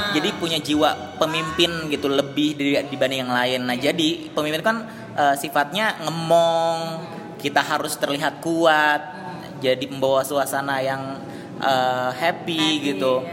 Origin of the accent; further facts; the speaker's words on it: South Jakarta, Jakarta, Indonesia; Mohon maaf soalnya saya anak Jakarta Selatan